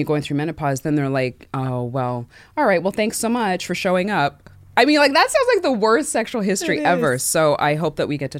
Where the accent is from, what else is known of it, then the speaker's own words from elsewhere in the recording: Canada; I'm Canadian. First things first, yes, everyone, take a gasp.